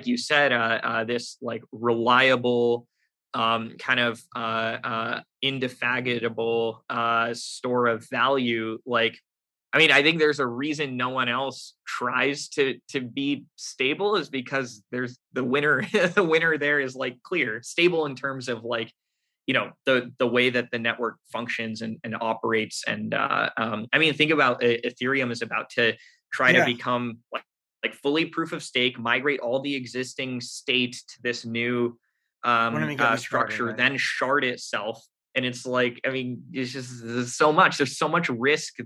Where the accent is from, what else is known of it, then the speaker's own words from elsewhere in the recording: United States; I'm an American. I was born here. I grew up here.